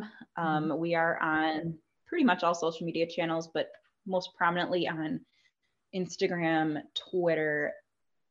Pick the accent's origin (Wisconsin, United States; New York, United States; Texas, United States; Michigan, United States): Wisconsin, United States; Southeast; also born or lived in Rockford, Illinois / Madison, Wisconsin; I'm originally from the Rockford area in Illinois, but I grew up in Southeast Wisconsin since I was 3 years old.